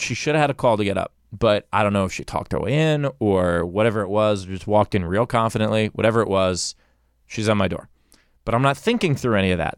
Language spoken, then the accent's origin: English; New York, United States; now in Los Angeles, United States; I'm from New York